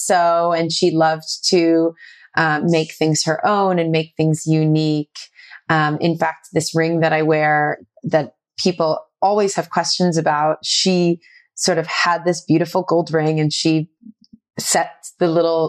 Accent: Maryland, United States; moved away as an adult; also born or lived in South Africa / North Carolina / London, England / Syracuse, New York; now in New York, United States; I grew up outside of the DC area

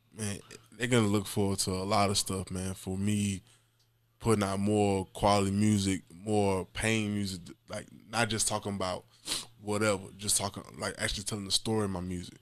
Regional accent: Jacksonville, Florida, United States; I'm from Jackson, Florida, um, and throughout kinda Moncrief on the north side of Jackson. So, growing up over there

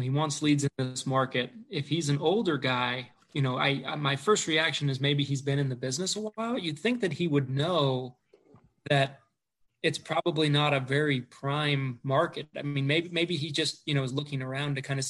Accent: Utah, United States; also born or lived in Florida; my home state where I started building my business in Utah

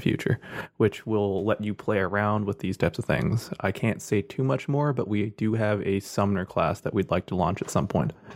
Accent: Scarborough, Oshawa, Richmond Hill, Ontario, Canada; I was born in Scarborough, then moved out to Oshawa for my early years

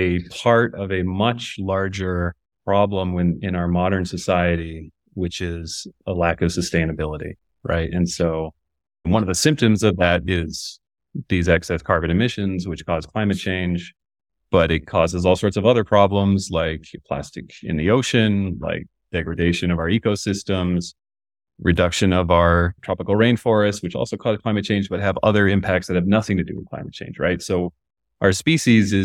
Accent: Newton, Massachusetts, United States; born or raised there

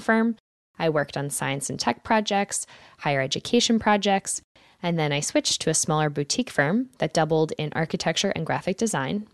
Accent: Philadelphia, Pennsylvania, United States; I grew up in Philadelphia, Pennsylvania

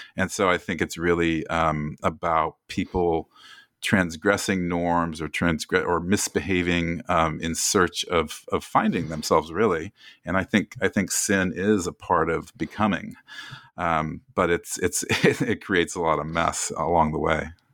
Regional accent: Oskaloosa, Iowa, United States; when I was growing up in Iowa in the seventies, I think I was eleven or twelve

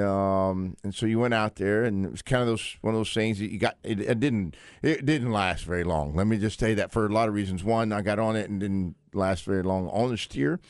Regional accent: Waco, Texas, United States; I grew up in Waco, Texas, where, you know, bull riding was the thing

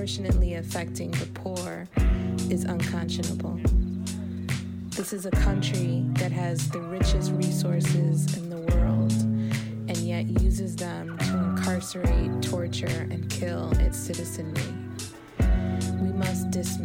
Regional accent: Chicago, Illinois, United States; I am a longtime organizer and artist born and raised in Chicago

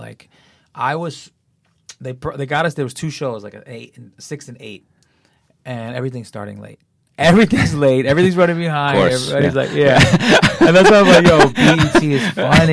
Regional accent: New York City, New York, United States; I'm from Brooklyn

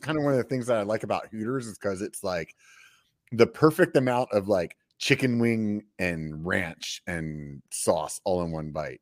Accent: Pennsylvania, United States; I grew up in Pennsylvania

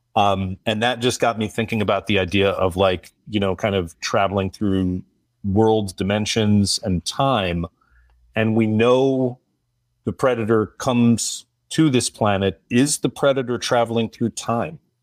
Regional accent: United States; as an American viewer

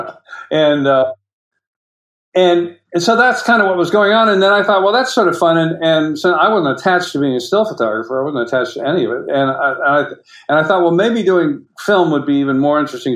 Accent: United States; I'm an American

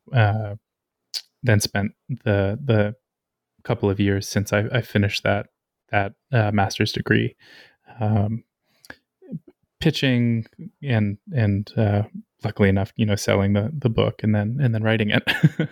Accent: Lancaster, Pennsylvania, United States; moved away as an adult; also born or lived in New York / Alabama; I grew up in Lancaster, Pennsylvania

